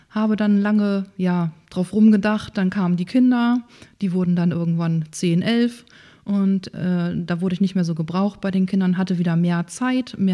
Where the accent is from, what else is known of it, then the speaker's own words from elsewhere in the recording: Breitenfelde, Schleswig-Holstein, Germany; also born or lived in Lower Saxony; Ja, gebürtig komme ich ganz aus der Nähe hier aus Breitenfelde. Ähm, ah. Da bin ich groß geworden, da bin ich in die Grundschule gegangen.